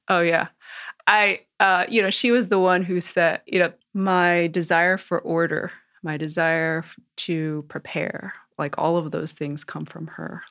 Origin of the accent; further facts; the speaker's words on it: New York and Long Island, United States; I grew up in New York and Long Island mostly